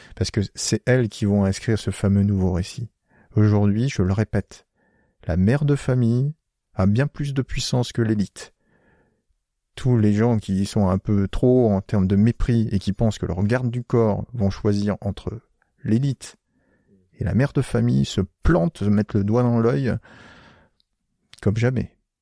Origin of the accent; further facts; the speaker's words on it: Picardy, Hauts-de-France, France; moved away; moi, je suis originaire de Picardie et pas loin, il y a euh, pas loin de là où j'habitais, il y a le famistère de Guise